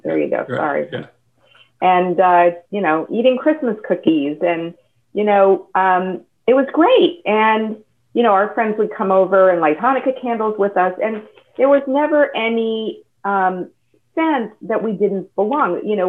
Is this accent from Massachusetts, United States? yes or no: yes; Newton, Massachusetts, United States; now in Dallas, United States; I grew up in Newton, Massachusetts. I went to a high school, a public high school that was 90% Jewish.